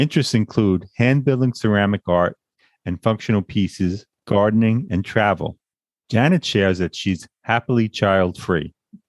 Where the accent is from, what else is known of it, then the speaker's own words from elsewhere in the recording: Long Island, New York, United States; also born or lived in Brooklyn, New York; Born and raised in Long Island, New York, a place I've always wanted to leave. We've lived in Brooklyn, New York for many years